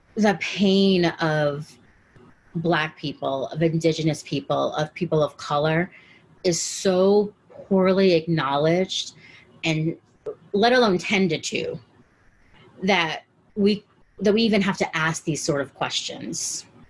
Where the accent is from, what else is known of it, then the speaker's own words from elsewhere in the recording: Caracas, Capital District, Venezuela; now in Washington D.C., United States; I'm from Caracas, Venezuela.